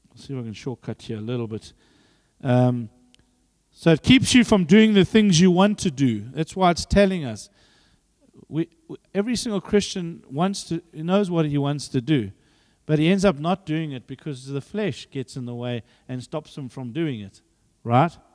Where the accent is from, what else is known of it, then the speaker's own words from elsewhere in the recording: Zambia; now in South Africa; I was born there